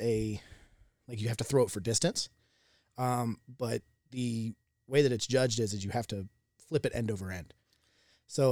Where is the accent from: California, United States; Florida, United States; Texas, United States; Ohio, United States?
Florida, United States; Jacksonville; I'm originally from Jacksonville, Florida